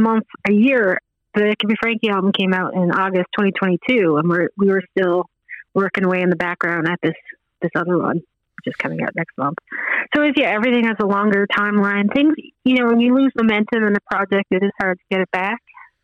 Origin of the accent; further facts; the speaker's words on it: Glovertown, Newfoundland and Labrador, Canada; also born or lived in Fogo Island / Pool Cove / Nova Scotia; Glovertown is where I graduated, so that's the easy answer is, like, I was from Glovertown